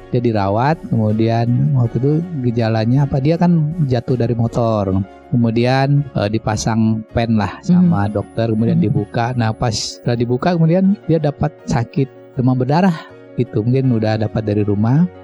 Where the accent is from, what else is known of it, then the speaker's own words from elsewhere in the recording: Padang, West Sumatra, Indonesia; saya lahirnya di kota Padang ya kan, kemudian orang tua juga di Padang jadi saya nggak nggak keluar lah dari kota Padang